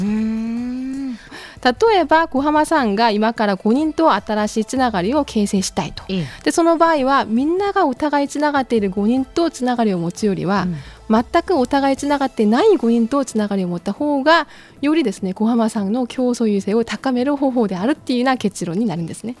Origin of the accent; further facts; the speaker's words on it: Incheon, South Korea; Japanese is a second language; moved away as an adult; also born or lived in Kyushu, Japan; now in Fukuoka, Japan; 韓国のインチョンですね